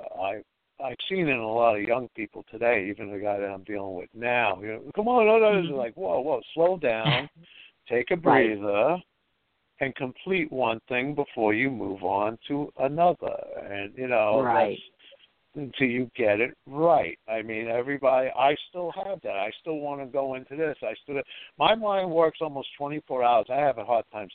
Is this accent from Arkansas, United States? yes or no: no; New York City, New York, United States; also born or lived in Freeport, Long Island; where I grew up, I grew up in Bushwick